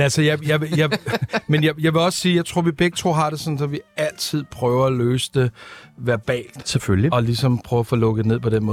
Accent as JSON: {"language": "Danish", "town": "Copenhagen", "region": "Capital Region of Denmark", "country": "Denmark", "said": "jeg kommer fra Amager"}